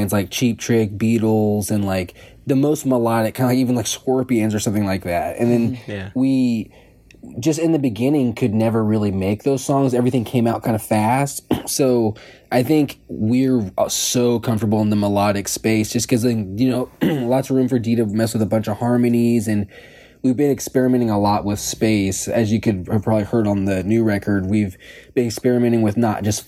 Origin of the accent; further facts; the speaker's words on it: St. Joseph, United States; growing up in St. Joe